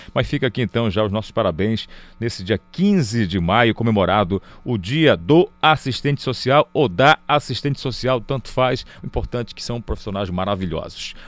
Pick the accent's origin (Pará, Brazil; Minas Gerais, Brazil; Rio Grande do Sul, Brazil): Pará, Brazil; Belém; Aqui mesmo em Belém, né? A gente tem um sotaque diferente